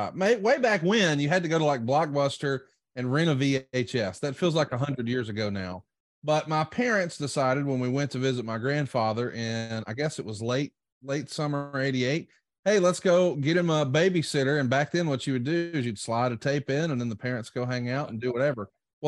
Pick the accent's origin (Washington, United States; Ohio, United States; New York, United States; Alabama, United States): Alabama, United States; Prattville; now in Huntsville, United States; I grew up in Prattville, Alabama